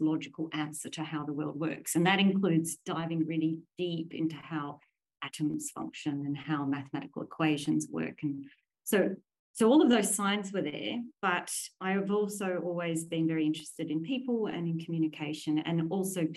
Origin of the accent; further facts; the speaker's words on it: Williamstown, Victoria, Australia; moved away; I was sixth generation Australian, and all of those generations lived in Williamstown. So I'm the first to escape Williamstown